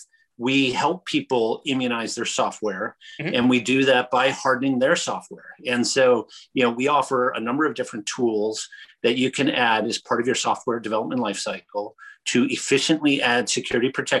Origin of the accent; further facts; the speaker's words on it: Michigan, United States; growing up in Michigan